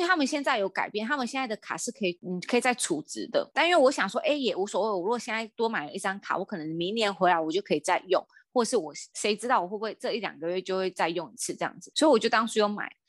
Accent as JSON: {"language": "Chinese", "country": "Taiwan", "said": "因为我是台湾人"}